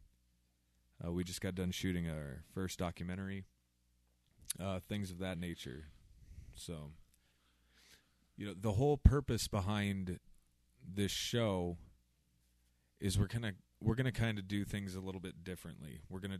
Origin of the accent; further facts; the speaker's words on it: Southwest Iowa, United States; I am born and raised Southwest Iowa, corn-fed farm boy